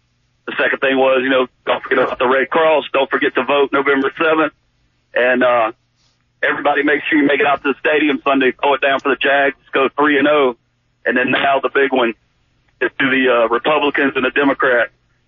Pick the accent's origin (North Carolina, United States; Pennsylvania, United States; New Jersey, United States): North Carolina, United States; now in Jacksonville, United States; I'm from North Carolina